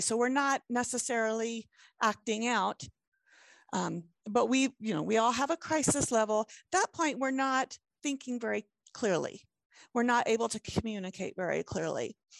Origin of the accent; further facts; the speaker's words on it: Hampton Roads, southeastern Virginia, United States; now in Utah, United States; originally, I I grew up in southeastern Virginia um, like in the Hampton Roads area